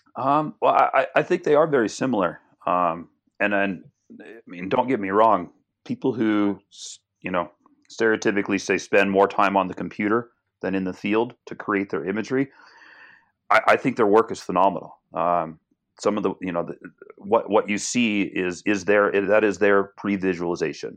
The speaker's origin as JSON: {"language": "English", "town": "Portland", "region": "Oregon", "country": "United States", "tie": "born or raised there", "said": "I was born and raised in Portland, Oregon"}